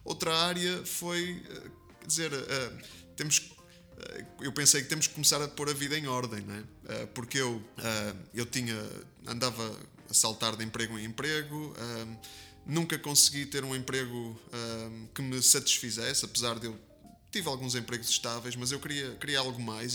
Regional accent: Porto, Norte, Portugal; eu nasci, nasci em Portugal, sou português, é, do Porto, é, tripeiro, de gema.

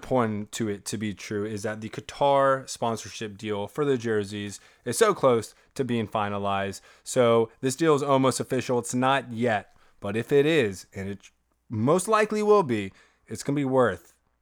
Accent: Kentucky, United States; moved away; I'm from Kentucky originally

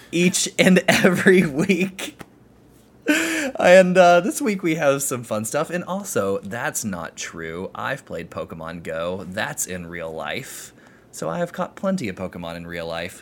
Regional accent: Florida, United States; accent: southerner; I'm from Florida

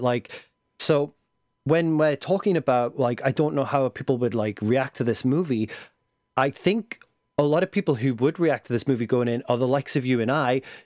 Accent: England, United Kingdom; being English.

